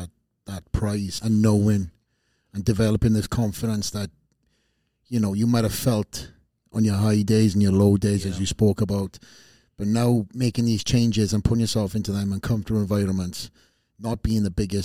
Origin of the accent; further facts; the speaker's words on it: Wales, United Kingdom; I came from Wales, put myself in these various different gyms.